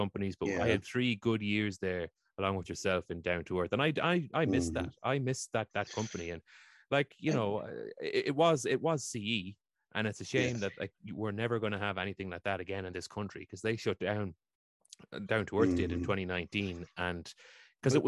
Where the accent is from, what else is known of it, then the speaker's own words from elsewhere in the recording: Meath, Leinster, Ireland; I'm from Meath myself, and like my dad runs the musical society here.